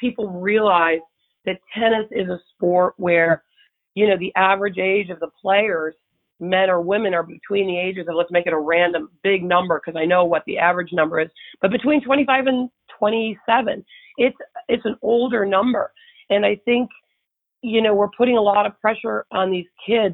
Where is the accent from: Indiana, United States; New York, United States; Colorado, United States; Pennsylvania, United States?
New York, United States; Buffalo; moved away as an adult; I grew up in Buffalo, New York